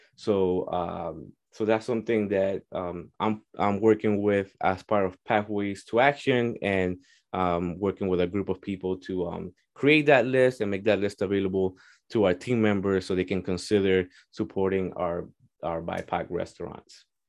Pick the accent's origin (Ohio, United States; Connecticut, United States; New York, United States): Connecticut, United States; Hartford; also born or lived in Puerto Rico; I grew up in Hartford.